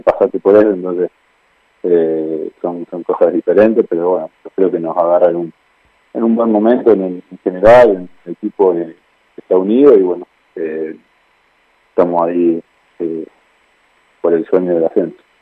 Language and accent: Spanish; Rosario, Santa Fe, Argentina; moved away; en la provincia donde yo nací, en que yo soy de Rosario